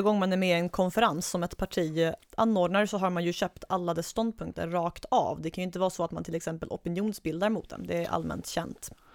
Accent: Skåne, Sweden; moved away; tillbringa min semester hemma i Skåne

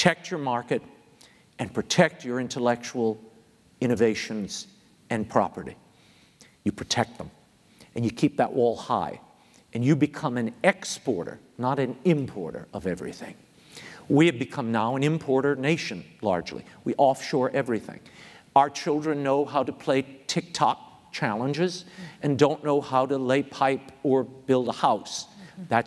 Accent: New Orleans, Louisiana, United States; I am born and raised in New Orleans

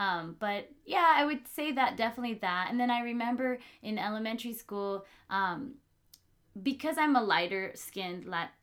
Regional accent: Whittier, California, United States; I grew up in Whittier

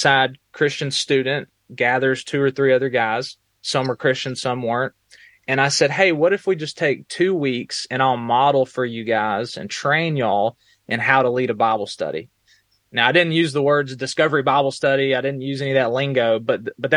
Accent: Texas, United States; also born or lived in Alabama; now in Northern Virginia, United States; I'm originally from Texas

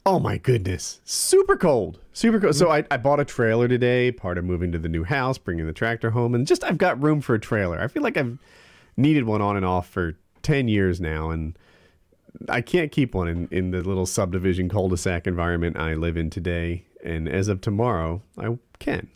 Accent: New Jersey, United States; moved away; I grew up in Jersey

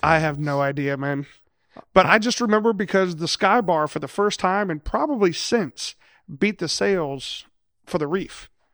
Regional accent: Lima, Ohio, United States; moved away as an adult; I'm originally from Lima, Ohio. So yes, I, I am a Yankee

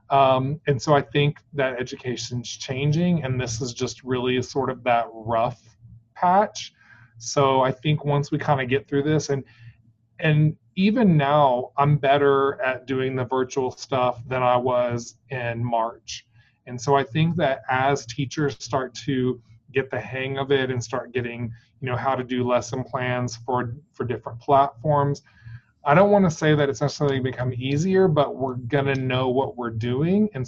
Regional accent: Texas, United States; moved away; also born or lived in Orlando, Florida; I'm originally from Texas. And so I um, moved back um, about 10 years ago.

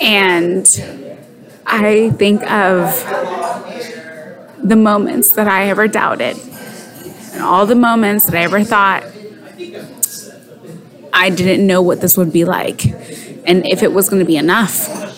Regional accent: Nevada, United States

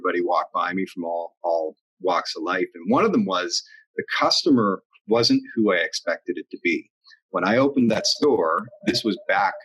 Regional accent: New Brunswick, Canada; moved away as an adult; now in Halifax, Canada; I was born in New Brunswick and moved here to go to St. Mary's

